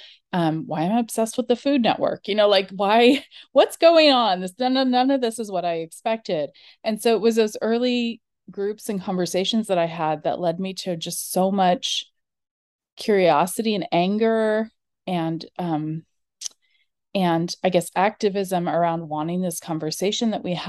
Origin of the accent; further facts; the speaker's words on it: California, United States; I grew up in California. I grew up in a really liberal, progressive, dieting family